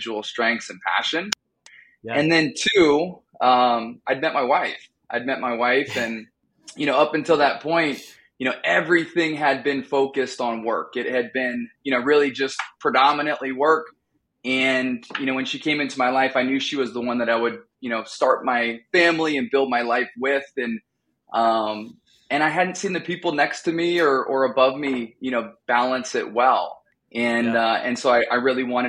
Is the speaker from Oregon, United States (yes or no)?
yes; Oregon, United States; moved away as an adult; also born or lived in Boston / San Diego / Chicago; now in Wisconsin, United States; born and raised in Oregon.